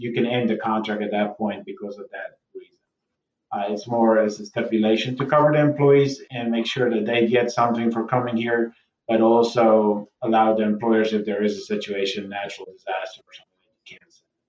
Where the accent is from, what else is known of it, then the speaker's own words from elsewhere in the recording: South Africa; now in United States; I grew up in South Africa myself